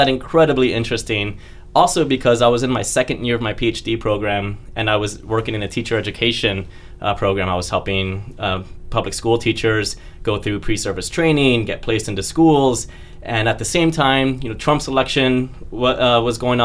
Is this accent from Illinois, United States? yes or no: no; Florida, United States; moved away; also born or lived in Washington State; I was born in Florida, and I was born into a huge football family in Florida